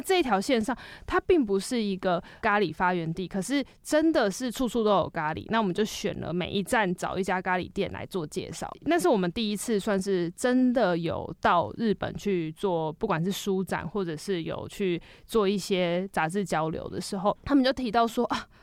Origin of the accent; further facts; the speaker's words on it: Taiwan; 我们身为台湾人